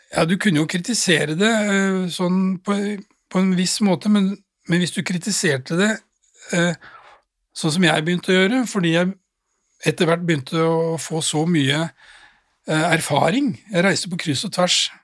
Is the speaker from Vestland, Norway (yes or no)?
no; Drammen, Buskerud, Norway; jeg var jo 13 år gammel og satt hjemme i Drammen